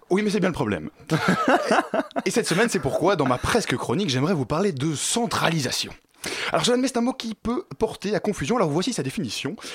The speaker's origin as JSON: {"language": "French", "town": "Brussels", "region": "Brussels-Capital Region", "country": "Belgium", "said": "Chez moi, à Bruxelles, il n'y a pas une commune, il y en a 19"}